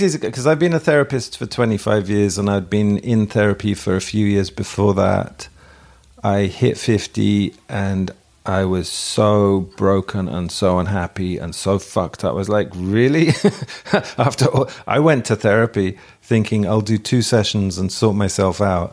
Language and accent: English; England, United Kingdom; In England we learn the cat sat on the mat